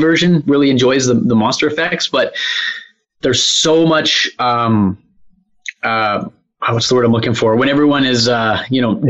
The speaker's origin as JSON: {"language": "English", "country": "Canada", "said": "I'm Canadian"}